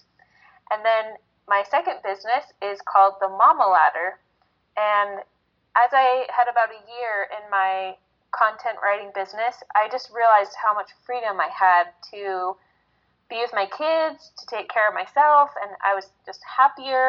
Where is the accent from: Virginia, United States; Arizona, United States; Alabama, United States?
Arizona, United States; also born or lived in northern Utah; now in Utah, United States; I grew up in Arizona